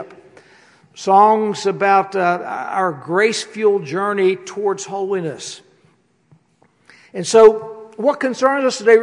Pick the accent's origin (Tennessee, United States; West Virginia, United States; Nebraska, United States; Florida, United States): West Virginia, United States; I'm from West Virginia